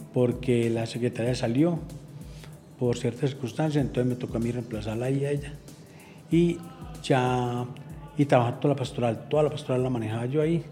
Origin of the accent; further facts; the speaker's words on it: Medellín, Antioquia, Colombia; also born or lived in Andes, Antioquia; yo nací en Andes